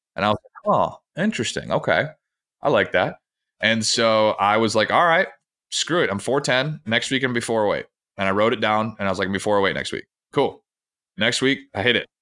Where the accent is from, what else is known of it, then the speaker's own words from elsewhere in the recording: Grand Rapids, Michigan, United States; I grew up in Grand Rapids, Michigan